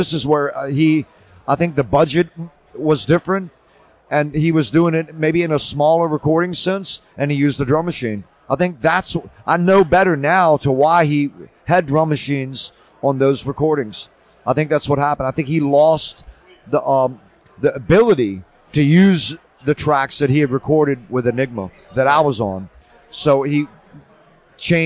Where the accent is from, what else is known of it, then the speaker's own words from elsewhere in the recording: Virginia, United States; I grew up in Virginia and I hung out when I was young around a lot of bikers and stuff